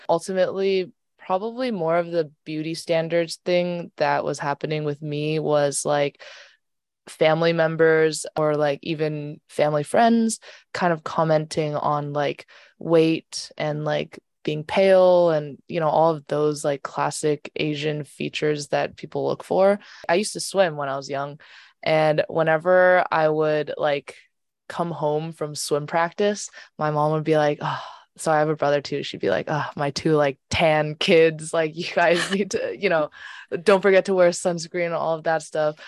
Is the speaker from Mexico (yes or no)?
no; Canada; growing up in Canada, um, I was surrounded by a lot of white people